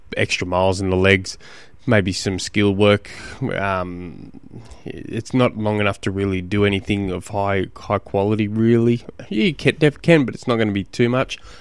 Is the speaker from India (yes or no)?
no; Australia; I'm an Australian, an Aussie.